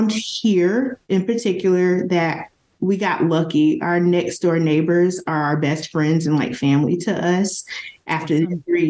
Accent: the South, United States; now in Las Vegas, United States; I'm from the South.

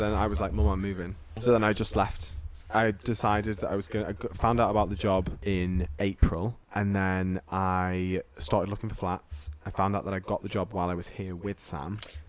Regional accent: Liverpool, North West England, United Kingdom; also born or lived in Manchester / Leicester; I grew up between here and Liverpool.

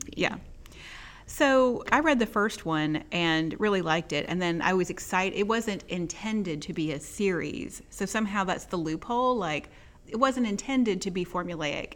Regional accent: Texas, United States; now in Mississippi, United States; I grew up in Texas

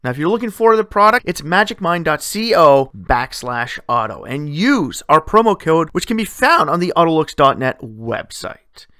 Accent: Sudbury, Ontario, Canada; In my hometown, we still utilize a gold-winning female hockey star to promote one of our dealerships because hockey runs deep in Sudbury.

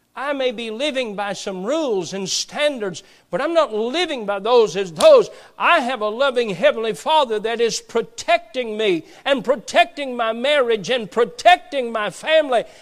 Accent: Perry County, Appalachia, Kentucky, United States; My wife and I both grew up in Appalachia. She grew up in Knott County. I grew up in Perry County

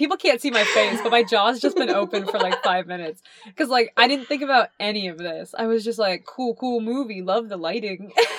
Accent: Florida, United States; See, I came from a town that was our entire, like, we made our money based on tourism because I grew up in Florida.

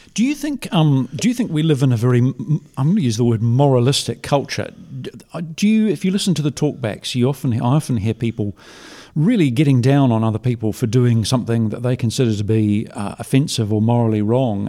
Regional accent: New Zealand; as a New Zealander

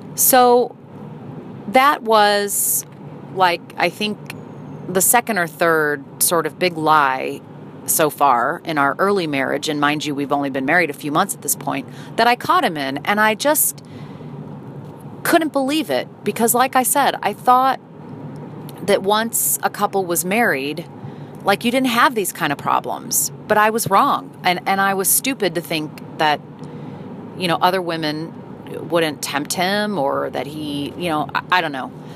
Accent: St. Louis, Missouri, United States; moved away as an adult; my hometown of St. Louis

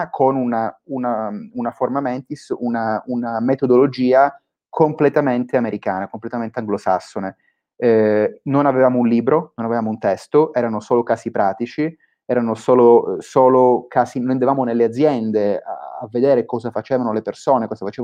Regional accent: Palermo, Sicily, Italy; moved away as an adult; io sono nato a Palermo 28, 28 anni fa, quindi ancora, diciamo, ancora, mi tengo nella fascia dei giovani per, per, per, per qualche anno. Um, ho fatto studi, studi, classici, poi a 18 anni eh, mi sono trasferito a Milano

